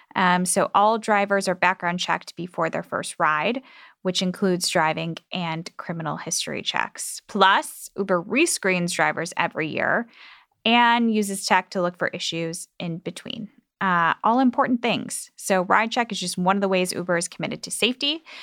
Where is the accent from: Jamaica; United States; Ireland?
United States; Midwest; I'm from the Midwest too.